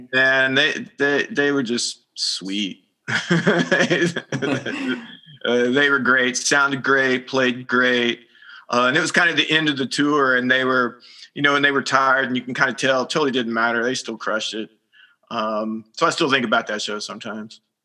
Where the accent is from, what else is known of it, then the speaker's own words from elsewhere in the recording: Arlington, Texas, United States; moved away; I grew up in the Dallas Fort Worth area around Arlington, which is right in between Dallas and Fort Worth